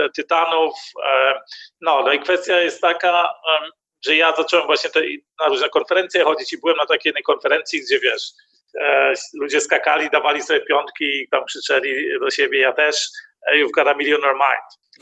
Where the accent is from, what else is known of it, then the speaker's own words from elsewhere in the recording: Germany; Ja jestem Niemcem. Mieszkam w Niemczech